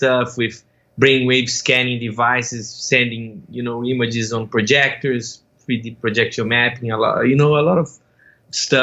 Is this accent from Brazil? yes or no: yes; Brazil; moved away as an adult; now in United States; I'm originally from Brazil. I moved to the US in 2014